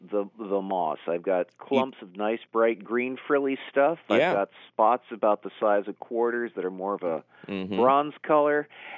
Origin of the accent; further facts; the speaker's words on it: United States; I no longer have sycamores the way I did growing up in Delaware County.